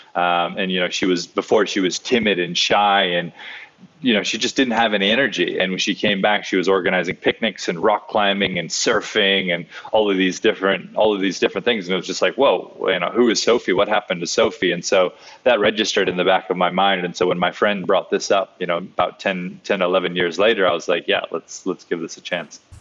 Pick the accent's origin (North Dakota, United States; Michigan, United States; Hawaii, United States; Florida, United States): Hawaii, United States; I grew up in Hawaii